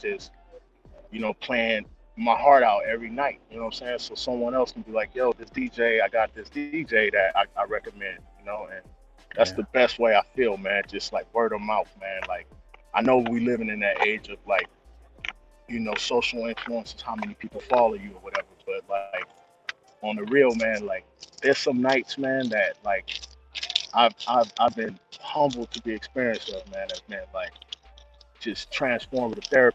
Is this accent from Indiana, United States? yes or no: no; Compton, California, United States; moved away as an adult; now in Paris, France; I grew up in Compton